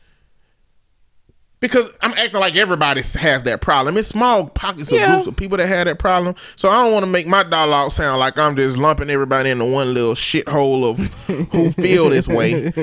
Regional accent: United States; I'm African American

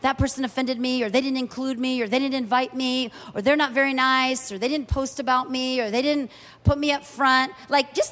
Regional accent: United States; moved away as an adult; also born or lived in Kuwait; as an American

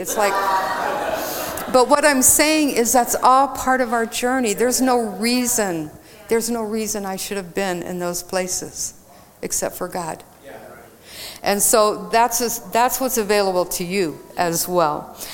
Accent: Texas, United States; I grew up in Texas

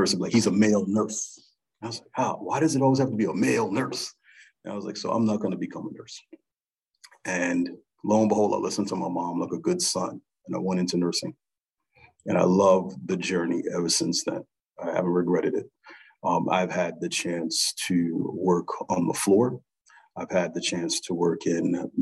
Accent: New Jersey, United States; now in St. Louis, United States; growing up, I grew up in New Jersey

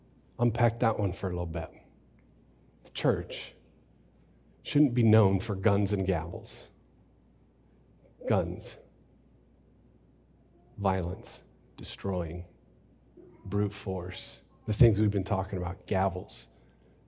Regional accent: Phoenix, Arizona, United States; I was born in Phoenix Baptist Hospital

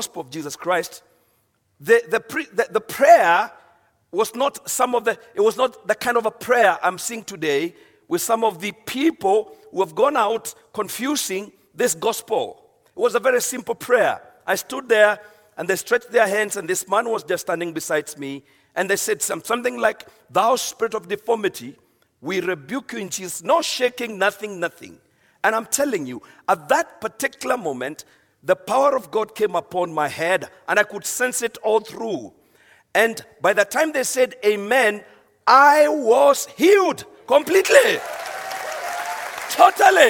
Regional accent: Kenya; I'm from Kenya

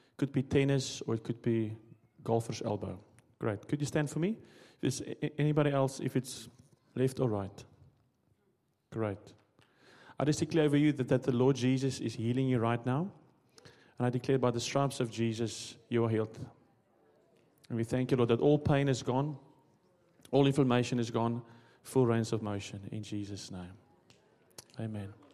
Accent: South Africa; moved away as an adult; I'm also from South Africa

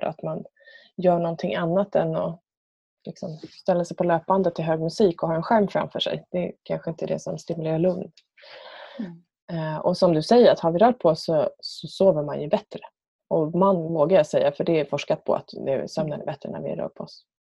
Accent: Björnhuvud, Sweden; ute på landet där jag är uppvuxen. Björnhuvud som det så fint heter.

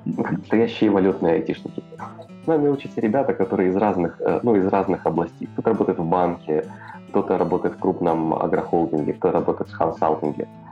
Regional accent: Odesa, Odesa Oblast, Ukraine; Я из Одессы

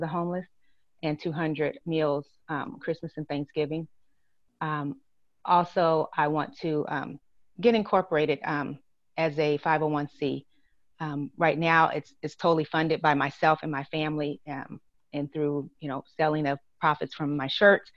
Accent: Lima, Ohio, United States; moved away as an adult; also born or lived in Inglewood, California / Long Beach, California; now in Georgia, United States; it's my hometown, and it's where, you know, I was born and raised

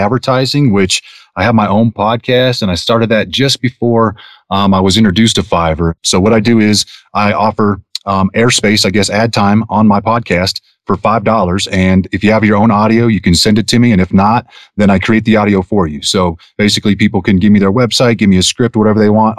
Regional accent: Denver, Colorado, United States; now in Winter Park, United States; I'm originally from Denver, Colorado, born and raised

